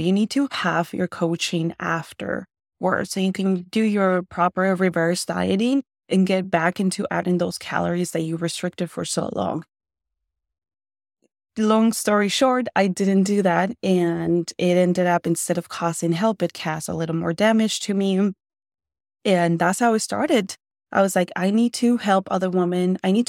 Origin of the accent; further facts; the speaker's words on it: Nogales, Sonora, Mexico; also born or lived in Tucson, United States; Well, I was born in Tucson in Arizona, and I grew up some part of my life in Mexico. So Nogales, Sonora, for all of you guys who know, it's super close to us.